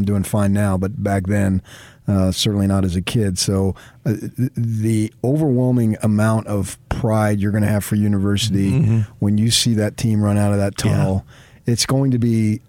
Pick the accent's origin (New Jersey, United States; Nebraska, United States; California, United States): New Jersey, United States; I'm growing up in Morris County, New Jersey.